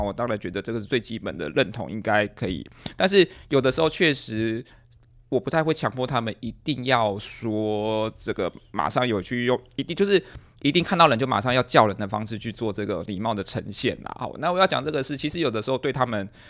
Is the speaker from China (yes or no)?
no; Miaoli County, Taiwan; 我是苗栗的，我太太其实是桃园人